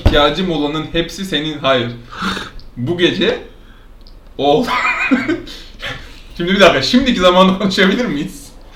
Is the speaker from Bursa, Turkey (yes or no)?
no; Alaçatı, İzmir, Turkey; now in Istanbul, Turkey; ben Alçatı'nın yerlisiyim